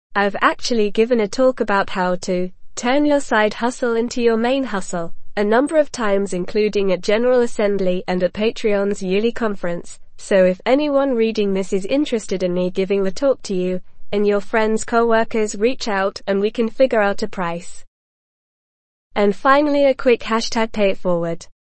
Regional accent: San Diego, California, United States; now in San Francisco, United States; the neighborhood I grew up in in San Diego

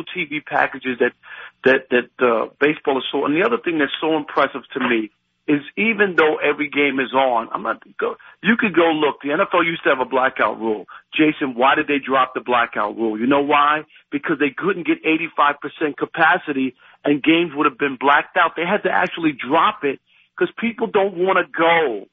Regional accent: New York, United States; I grew up in New York

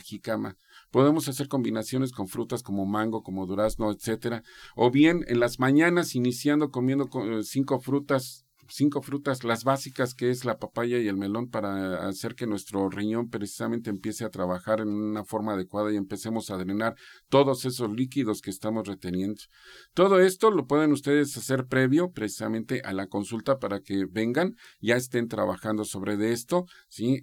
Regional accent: Mexico; nosotros como mexicanos estamos tan acostumbrados a comer

